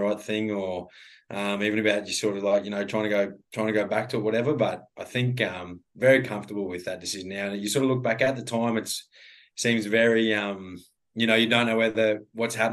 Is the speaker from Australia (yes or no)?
yes; Western Queensland, Australia; I grew up in Western Queensland